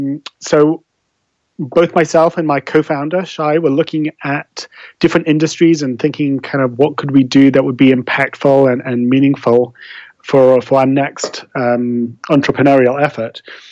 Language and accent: English; London, United Kingdom; accent: English; As the kind of remnants of an English accent will betray, I was brought up in London and I studied law there and became an attorney.